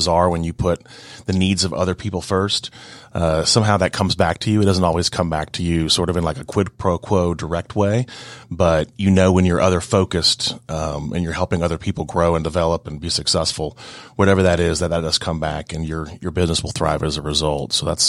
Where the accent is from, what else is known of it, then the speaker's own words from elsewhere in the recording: Seattle, Washington, United States; now in Georgia, United States; Well, I am from all over. I grew up in Seattle, but lived all over the place, out west, a couple of places overseas, ended up in Georgia, I guess about 18 years ago